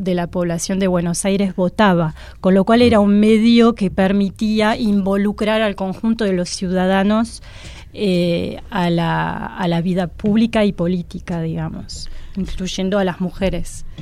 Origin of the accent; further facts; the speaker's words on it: France; moved away; yo soy francesa